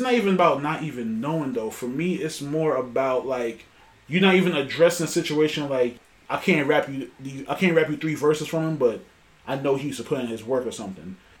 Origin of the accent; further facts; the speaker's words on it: New York City, New York, United States; we're from New York City